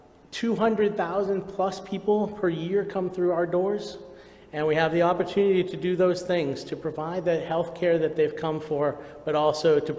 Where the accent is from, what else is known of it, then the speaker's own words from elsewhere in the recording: Lynn, Massachusetts, United States; moved away as an adult; now in Kenya; I grew up in Lynn, which is, you know, not so far either